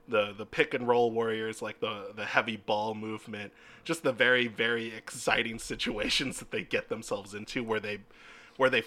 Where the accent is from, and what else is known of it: the Bay Area, California, United States